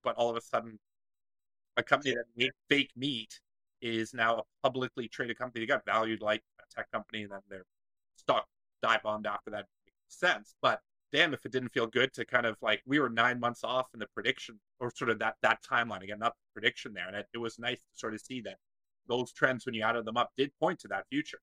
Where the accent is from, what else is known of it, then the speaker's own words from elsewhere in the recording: Waterloo, Ontario, Canada; my hometown in Waterloo